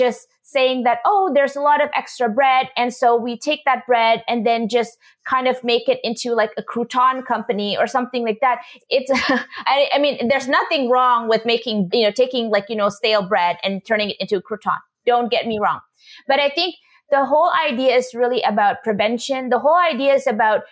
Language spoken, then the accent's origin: English; Indonesia; moved away; I come from Indonesia, a culture, you know, traditionally where we would have people like vendors coming, you know, in front of our house, and they would fix shoes